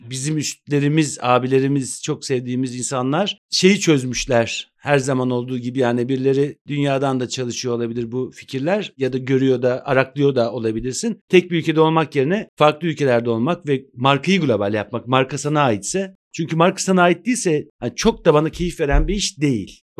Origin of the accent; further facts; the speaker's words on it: Istanbul, Turkey; born there; 68 İstanbul doğumluyum. Pertevniyel'de okudum.